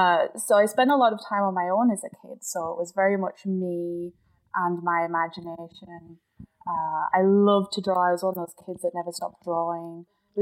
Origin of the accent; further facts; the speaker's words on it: County Durham, North East England, United Kingdom; I am from the north of England, a place called County Durham, which there is a city, Durham City too, but I live like 20, 30 minutes out from that in a very sleepy little town. It's super beautiful. There's trees and fields